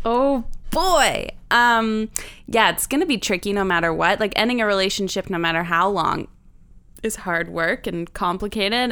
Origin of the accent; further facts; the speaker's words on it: Saint John, New Brunswick, Canada; moved away; Saint John, New Brunswick